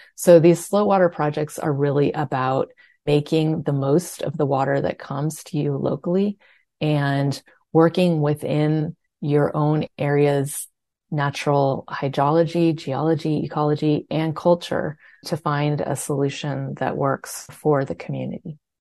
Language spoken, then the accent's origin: English; California, United States; I grew up in California, where water is kind of an obsession of everyone